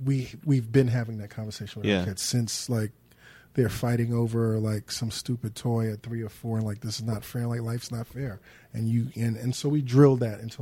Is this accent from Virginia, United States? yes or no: no; New York City, New York, United States; I grew up in the Crown Heights section of Brooklyn on Lincoln Place between Albany and the legendary Troy Avenue.